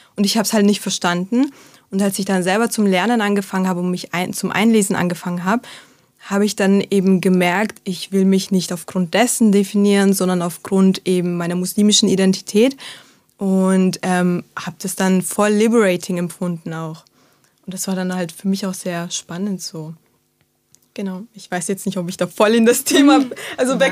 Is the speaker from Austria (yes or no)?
yes; Salzburg, Austria; ich bin in Salzburg äh, aufgewachsen, geboren und aufgewachsen